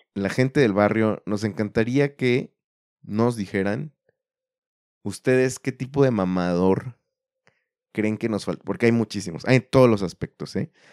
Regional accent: Mexico

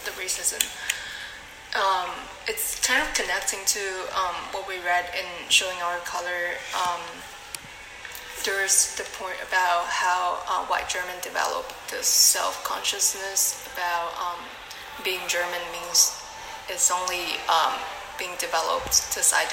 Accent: Chaozhou, Guangdong, China; moved away; I'm originally from Chaozhou, China

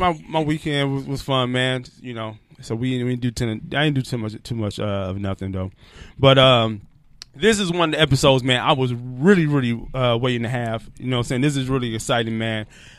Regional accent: Detroit, Michigan, United States; rocking my hometown

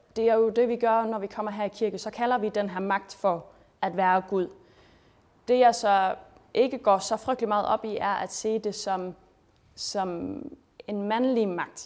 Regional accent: Schleswig-Holstein, Germany; moved away as an adult; also born or lived in Denmark; jeg er født og opvokset i Sydslesvig

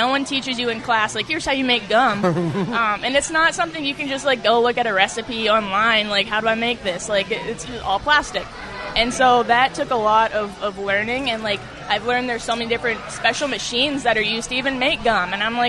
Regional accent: York, Pennsylvania, United States; York, PA.

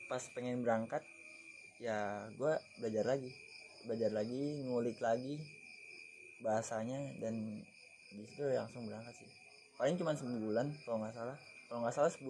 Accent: Bekasi, West Java, Indonesia; berarti gue dari Bekasi ya gue dari Bekasi ada dua orang

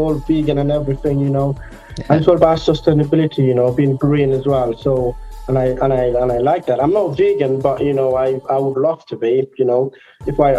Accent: Gambia; I was born and raised in Gambia, you know, I am Gambian

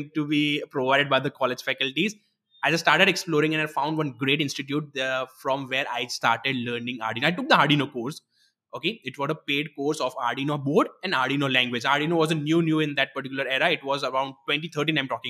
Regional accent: Gujarat, India; written in a local regional Gujarati language, as I'm from Gujarat

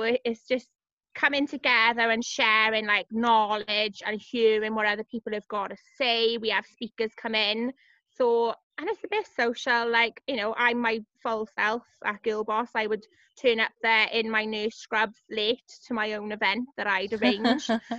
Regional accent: Cardiff, Wales, United Kingdom; It was growing up in Cardiff.

